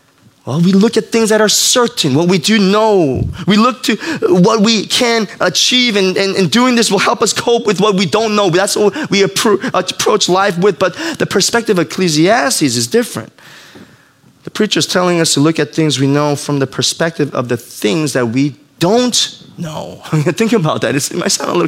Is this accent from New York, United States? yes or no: yes; New York, United States; I grew up in New York